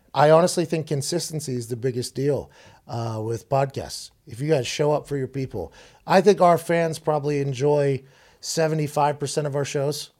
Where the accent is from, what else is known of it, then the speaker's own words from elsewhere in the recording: Pittsburgh, Pennsylvania, United States; in Pittsburgh, in my hometown